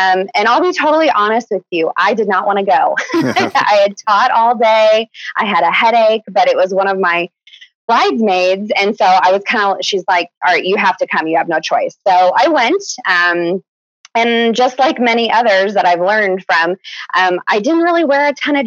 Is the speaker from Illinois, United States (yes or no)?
yes; Chicago, Illinois, United States; now in Kansas City, United States; I'm actually originally from Chicago